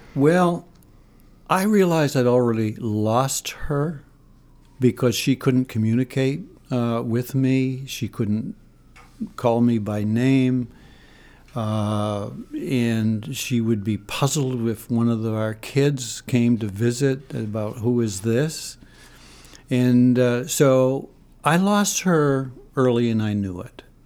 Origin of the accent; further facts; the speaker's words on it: Aroostook County, Maine, United States; moved away as an adult; also born or lived in New Haven, Connecticut; Growing up in Aroostook County, going to a private university, and then ending up in, uh, in a junior high school